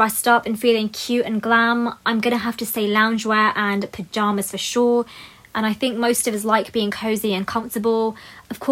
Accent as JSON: {"language": "English", "country": "United Kingdom", "said": "a British Asian woman myself"}